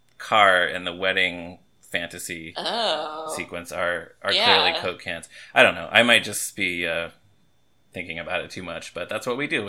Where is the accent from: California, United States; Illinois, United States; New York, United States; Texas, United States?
Texas, United States; I am from Texas.